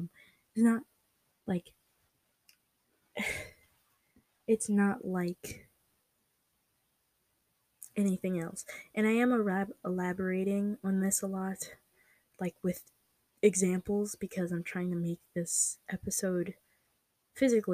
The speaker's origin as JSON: {"language": "English", "country": "United States", "said": "For me, I live in America. I'm American"}